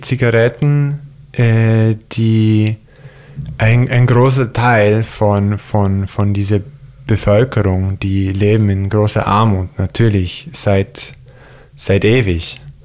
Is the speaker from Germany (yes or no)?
no; near Yosemite, Central California, United States; German is a second language; moved away; wo ich aufgewachsen bin, auch da in der Nähe von Yosemite, ist es eine, würde ich als Middle of Nowhere bezeichnen